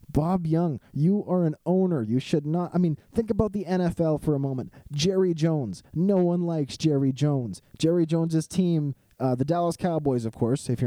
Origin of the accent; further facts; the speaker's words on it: Canada; this wonderful game that we have north of the border, known as Canadian football.